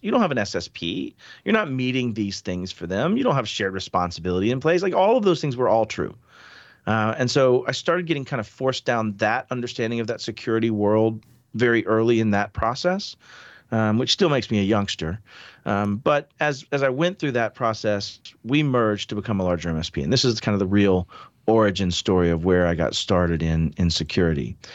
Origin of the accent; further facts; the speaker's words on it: Pensacola, Florida, United States; I grew up in the South. I was from Pensacola initially